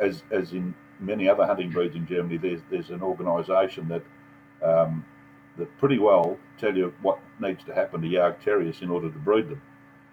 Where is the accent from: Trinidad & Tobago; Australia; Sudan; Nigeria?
Australia; Serbs, of which I'm a full-blooded Serb, even though I was raised in Australia.